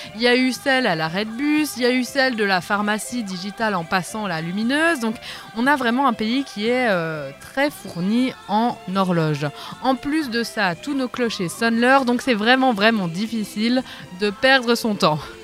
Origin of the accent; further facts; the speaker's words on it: Vaud, Switzerland; en tant que vaudoise